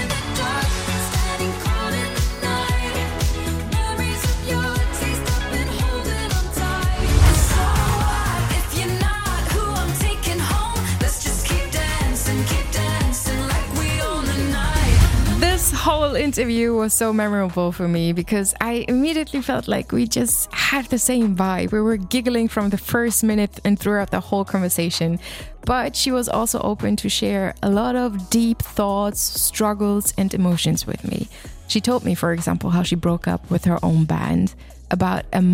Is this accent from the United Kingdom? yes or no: no; Southern Germany, Germany; I come from the south of Germany, so pretty close to Baden-Baden as well